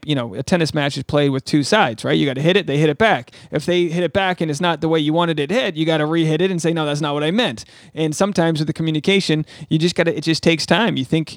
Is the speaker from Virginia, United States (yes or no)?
no; Rhode Island, United States; This is episode 401, which is also the area code for my home state of Rhode Island. 401, baby. Ocean state. Small state.